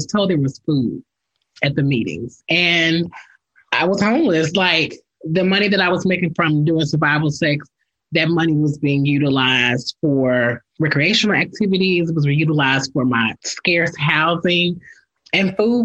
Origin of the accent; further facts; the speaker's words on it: Memphis, Tennessee, United States; I grew up here in Memphis, Tennessee